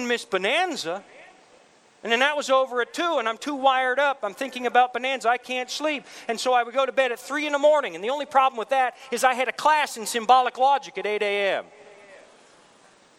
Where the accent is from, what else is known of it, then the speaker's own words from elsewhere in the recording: Canada; I'm Canadian.